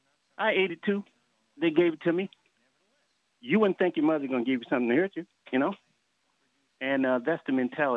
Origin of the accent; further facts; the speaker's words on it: United States; moved away; I'm born and raised in Carolina. Came down to see some of my people.